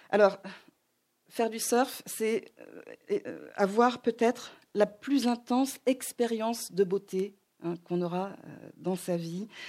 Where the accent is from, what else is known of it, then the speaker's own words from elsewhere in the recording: Hawaii, United States; moi, j'ai grandi à Hawaï.